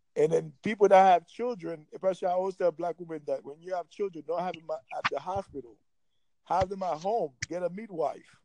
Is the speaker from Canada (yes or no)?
no; New York, United States; moved away; I'm from New York